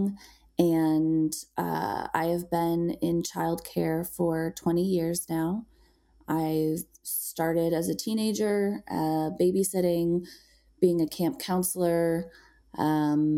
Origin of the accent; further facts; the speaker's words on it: Illinois, United States; moved away as an adult; now in Colorado, United States; I was raised in Illinois.